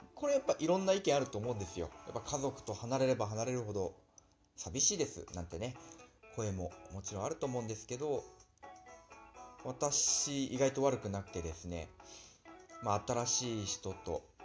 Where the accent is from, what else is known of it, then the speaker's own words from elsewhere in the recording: Nagano, Japan; moved away as an adult; also born or lived in Osaka / Yokohama, Kanagawa / Morioka, Iwate; 長野の自分の実家からの収録になります